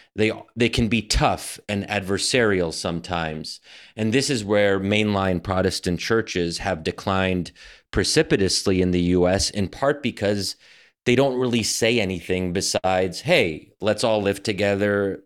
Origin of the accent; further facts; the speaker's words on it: United States; we as American Muslims